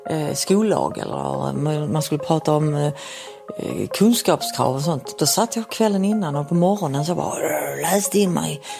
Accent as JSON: {"language": "Swedish", "town": "Helsingborg", "region": "Skåne", "country": "Sweden", "said": "Som helsingborgare har man oftast sånt här tio häfte med biljetter."}